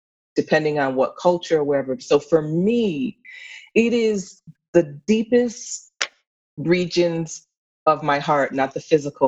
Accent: Pittsfield, Massachusetts, United States; I grew up in Pittsfield, Massachusetts

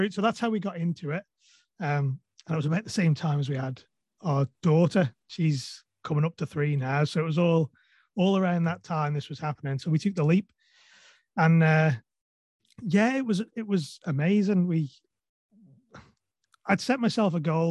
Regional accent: Isle of Man; I'm from the Isle of Man

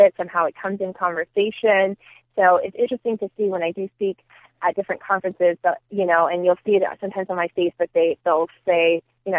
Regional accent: Union City, California, United States; moved away as an adult; now in Phoenix, United States; all I knew was Union City. I went to school there, preschool, elementary, middle school, high school

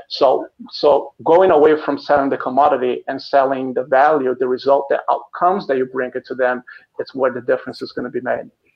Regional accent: Brazil; moved away as an adult; now in Chicago, United States; I live in Chicago, here in the United States, but originally I'm from Brazil. I've been in the United States for 15 years now

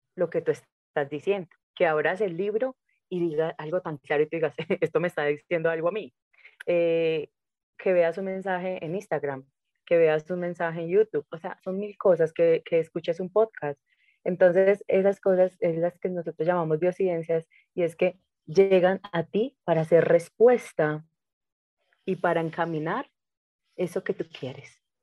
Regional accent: Medellín, Antioquia, Colombia; moved away; yo regreso a Medellín, porque yo no vivía en Medellín, yo regreso a mi tierra

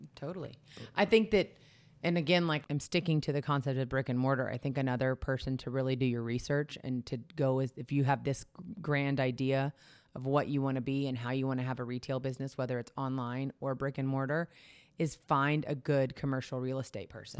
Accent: Texas, United States; I grew up in Texas

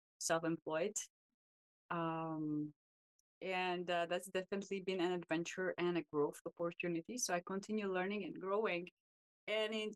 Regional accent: Czechia; moved away as an adult; now in United States; I actually come from a small village in Czech Republic

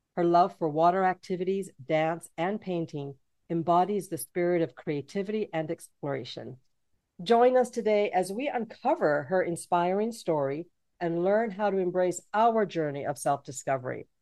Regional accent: Canada; also born or lived in Jamaica; I'm from Jamaica, but I was raised in Canada

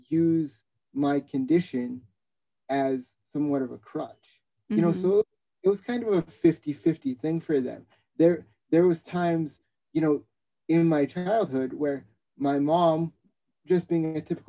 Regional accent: Boston, Massachusetts, United States; growing up in Boston

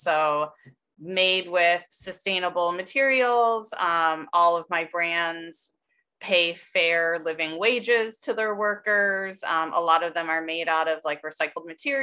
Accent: Michigan, United States; now in New Jersey, United States; I'm from Michigan originally

